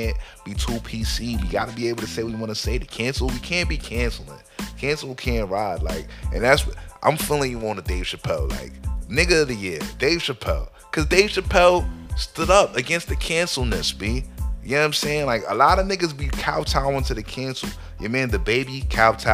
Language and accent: English; New Jersey, United States; We from Jersey